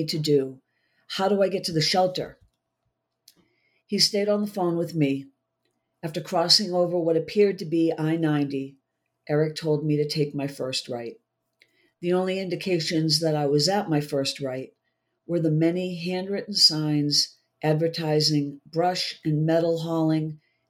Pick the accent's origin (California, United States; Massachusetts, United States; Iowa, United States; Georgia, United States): Massachusetts, United States; just outside of Boston; moved away as an adult; also born or lived in Mississippi; I was born just outside of Boston, so I'm a Yankee through and through